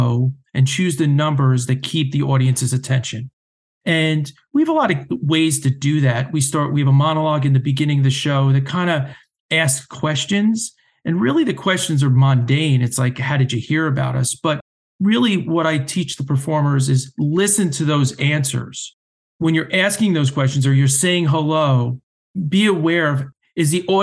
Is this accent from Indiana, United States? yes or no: no; New Jersey, United States; growing up, being a Jersey guy and growing up in New Jersey